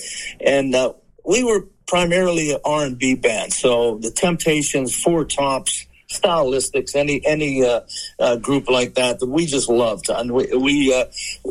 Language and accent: English; Aliquippa, Pennsylvania, United States; my hometown here of Aliquippa, Pennsylvania.